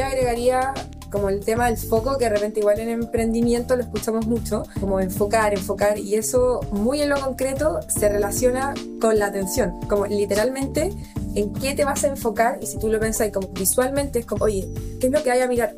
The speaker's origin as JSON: {"language": "Spanish", "country": "Chile", "said": "soy mujer chilena"}